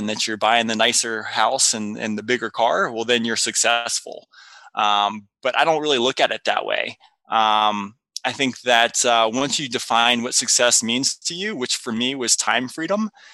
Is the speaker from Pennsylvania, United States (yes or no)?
no; North Carolina, United States; I grew up in North Carolina